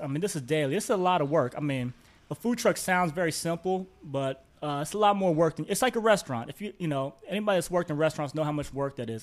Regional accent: Indianapolis, Indiana, United States; moved away as an adult; also born or lived in Los Angeles; I grew up in Indianapolis

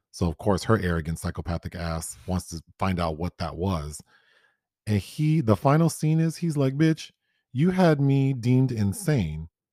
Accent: Los Angeles, California, United States; I grew up in South Central Los Angeles

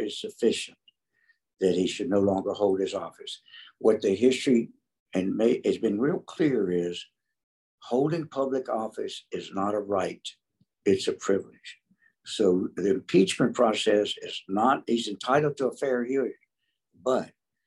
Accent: North Carolina, United States; moved away as an adult; now in Texas, United States; I grew up in North Carolina, and we came to Texas in 72.

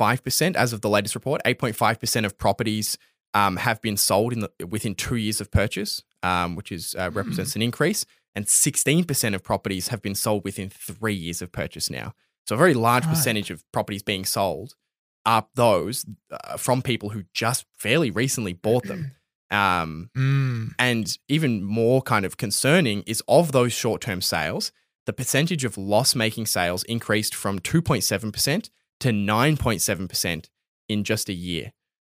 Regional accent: Australia; like I'm not even like considering myself like Australian when I read it, which is kind

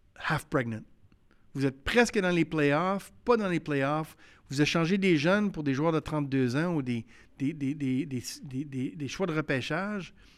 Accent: Quebec City, Quebec, Canada; j'ai grandi à Québec, je l'ai vécu

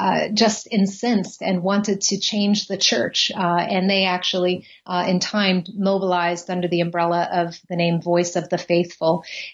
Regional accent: San Antonio, Texas, United States; also born or lived in Germany; now in Knoxville, United States; I grew up in San Antonio, Texas. I was the daughter of a military father. And so we actually moved around a bunch, lived in Germany for a little while, West Germany at the time when I was young

